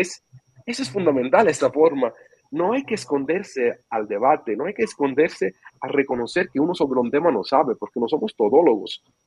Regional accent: Sicily, Italy; Spanish is a second language; moved away; soy de Sicilia

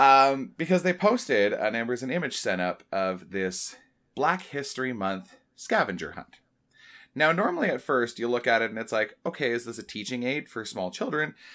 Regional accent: Oshawa, Ontario, Canada; I grew up in Oshawa

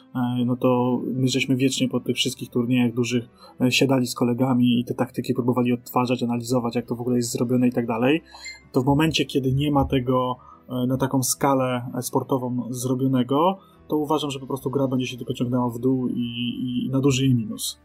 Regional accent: Poland

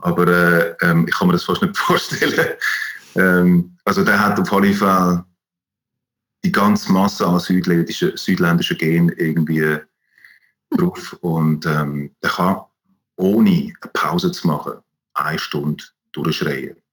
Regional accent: Switzerland; ich als Schweizer mit, äh, mit der deutschen oder österreichischen ähm, Anwärter quasi

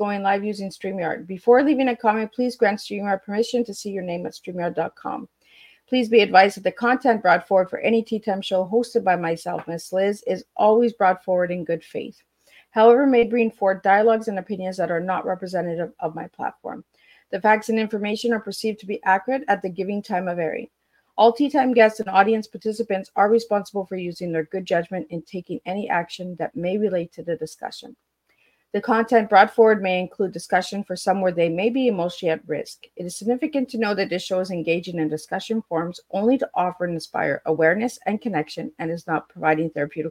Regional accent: Canada; I'm a Canadian

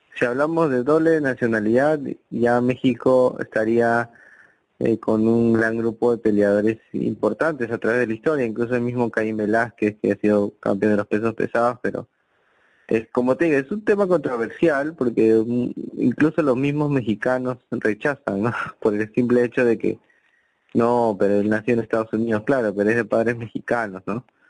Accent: Peru; somos somos peruanos

